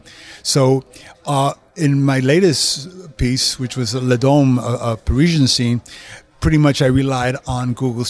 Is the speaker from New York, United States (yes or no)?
yes; New York, United States; moved away; also born or lived in California; I'm originally from New York, and I would go back to New York to visit my family quite often